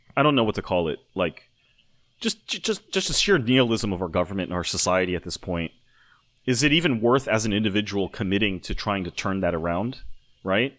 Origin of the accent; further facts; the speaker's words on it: United States; being American